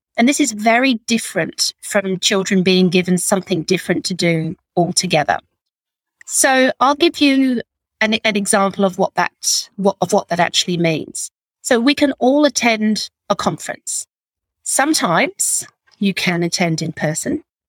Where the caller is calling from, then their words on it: Sydney, New South Wales, Australia; I'm joining you from the Northern Beaches in Sydney on the lands of the Gadigal people.